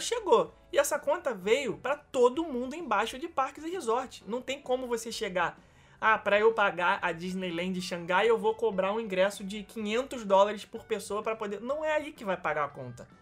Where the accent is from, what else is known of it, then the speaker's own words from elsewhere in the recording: Rio de Janeiro, Brazil; pra gente nascido e criado no Rio